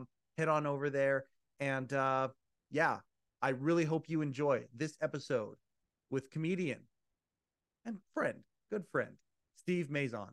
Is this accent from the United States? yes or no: no; Canada; being Canadian